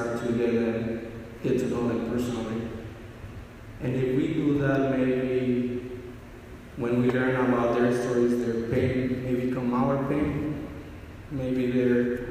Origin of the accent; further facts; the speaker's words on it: Mexico; moved away; Growing up in Mexico